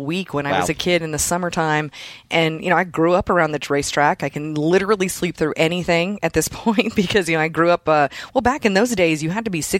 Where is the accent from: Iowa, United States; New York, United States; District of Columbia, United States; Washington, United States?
Iowa, United States; also born or lived in Minnesota; when I was a little girl, I grew up in Iowa, actually